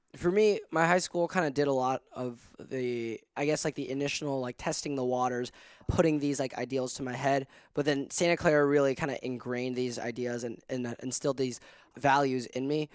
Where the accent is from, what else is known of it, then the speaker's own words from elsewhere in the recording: Hong Kong; moved away as an adult; now in United States; born and raised in Hong Kong, so I am an international student.